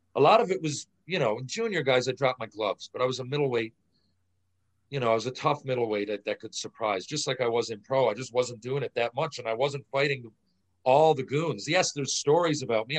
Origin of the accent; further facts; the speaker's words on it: St. John's, Newfoundland and Labrador, Canada; St. John's Maple Leafs phone. It's my hometown.